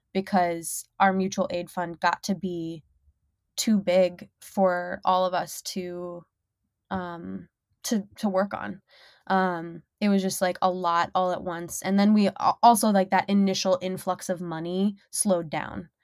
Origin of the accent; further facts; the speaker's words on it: Minnesota, United States; moved away as an adult; now in Detroit, United States; I'm from Minnesota